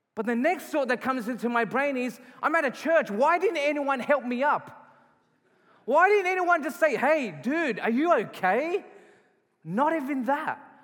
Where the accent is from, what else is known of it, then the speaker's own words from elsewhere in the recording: Australia; moved away as an adult; now in Calgary, Canada; I'm not from Canada. I was born and raised in Australia.